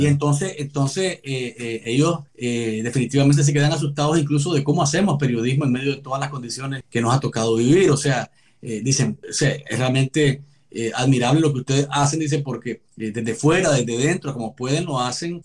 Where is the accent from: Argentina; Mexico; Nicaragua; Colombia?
Nicaragua; moved away; presentarnos como nicaragüenses en el exilio